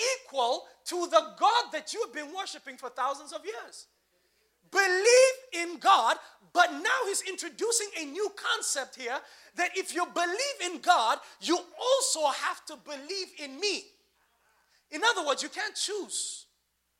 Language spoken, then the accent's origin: English; Nigeria; as a Nigerian